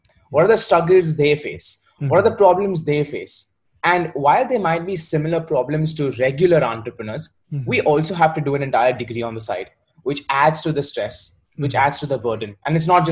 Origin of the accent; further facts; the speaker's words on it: Mumbai, Maharashtra, India; moved away as an adult; also born or lived in Warwick, United Kingdom; now in United Kingdom; I'm from Mumbai.